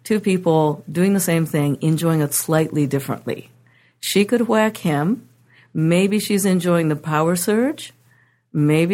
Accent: Japan; now in United States; I come from Japan

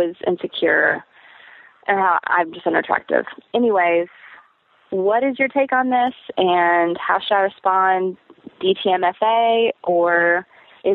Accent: Kentucky, United States; moved away; I am from Kentucky, and so I flew back home for a little while

